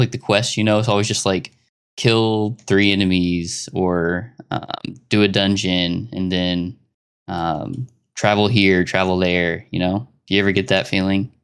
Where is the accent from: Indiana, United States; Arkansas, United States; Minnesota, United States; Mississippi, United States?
Arkansas, United States; I come from Arkansas, United States.